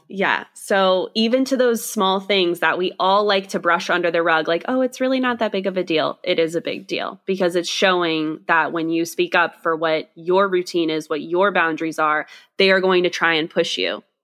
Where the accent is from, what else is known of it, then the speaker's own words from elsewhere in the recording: Scotland, United Kingdom; I am Scottish